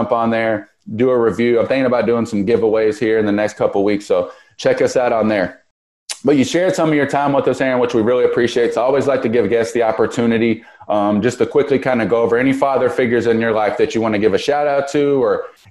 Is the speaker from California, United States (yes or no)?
no; Louisville, Kentucky, United States; moved away as an adult; I grew up in Louisville. I spent a lot of my adult life outside of Louisville, but I grew up here